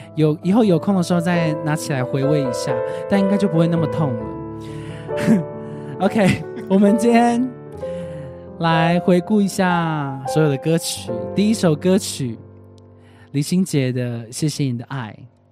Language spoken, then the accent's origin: Chinese; Kaohsiung, Taiwan; 我是高雄人， 我是高雄小港人